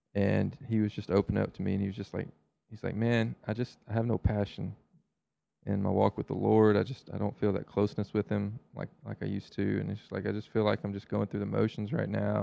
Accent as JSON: {"language": "English", "region": "the South", "country": "United States", "said": "As a Southerner"}